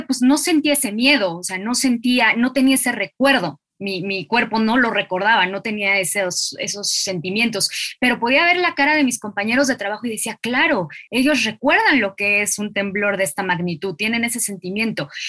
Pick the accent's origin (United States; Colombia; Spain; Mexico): Mexico; also born or lived in Buenos Aires, Argentina; yo desde acá como mexicana